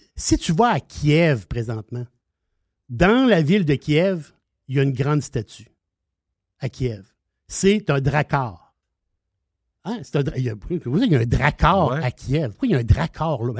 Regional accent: Quebec, Canada; on est québécois

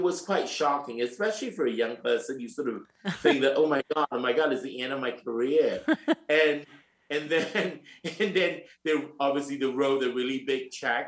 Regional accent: Singapore; moved away as an adult; also born or lived in London, United Kingdom / New York, United States / Milan, Italy; now in Paris, France; I was born in Singapore and I am three quarter Chinese and one quarter Japanese

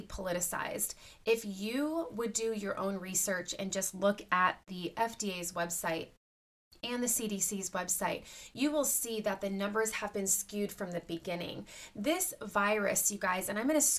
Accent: United States; as an American citizen

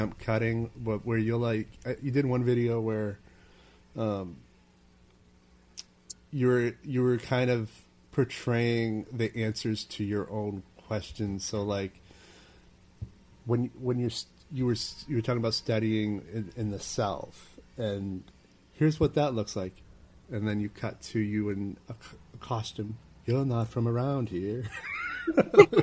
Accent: Maine, United States; now in New York City, United States; I live in New York City, but I'm originally from Maine, and Maine is freaking cold.

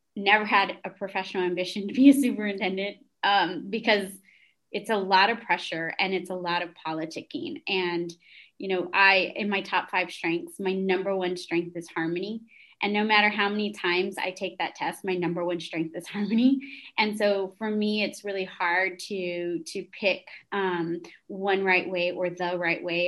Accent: San Antonio, Texas, United States; also born or lived in Lubbock; I was born and raised in San Antonio.

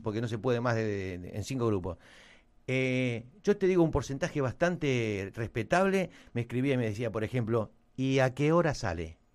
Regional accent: Argentina; Somos, ¿Qué somos? ¿Argentinos o no?

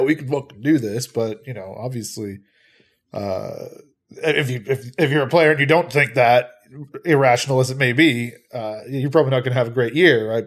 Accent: Peterborough, Ontario, Canada; I am from Peterborough.

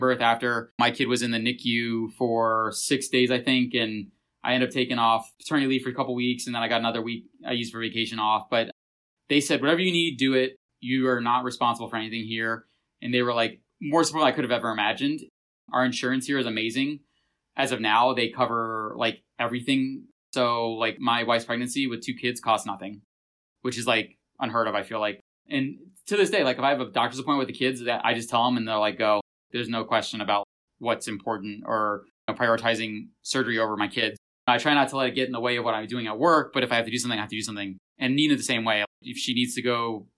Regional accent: Florida, United States; now in New Hampshire, United States; I'm from Florida

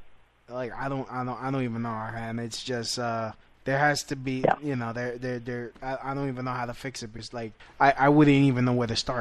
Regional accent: New York City, New York, United States; accent: Brooklyn; Me, I come with my Brooklyn accent.

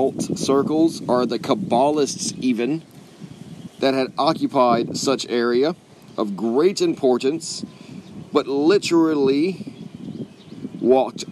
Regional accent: Texas, United States; I'm from Texas

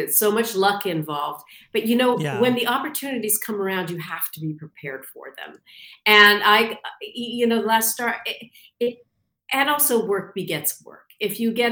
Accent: Canada; moved away as an adult; also born or lived in London, England; I'm from Canada originally.

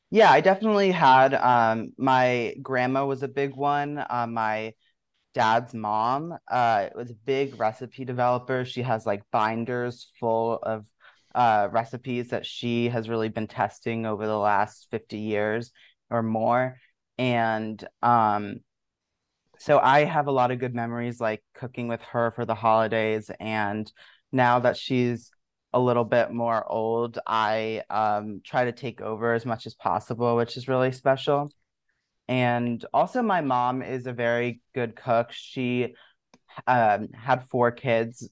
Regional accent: Washington, District of Columbia, United States; moved away as an adult; also born or lived in Maryland / Brooklyn, New York; now in New York, United States; I uh, was born in Washington, D.C., and grew up right in the area, first in the city and then right outside of Maryland

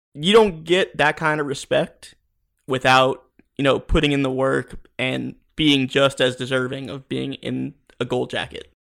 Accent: South Florida, United States; Growing up in South Florida, I played football my whole life

